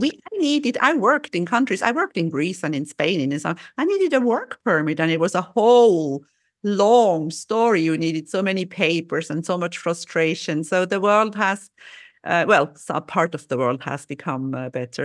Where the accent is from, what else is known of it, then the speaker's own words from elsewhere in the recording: Switzerland; I'm from Switzerland.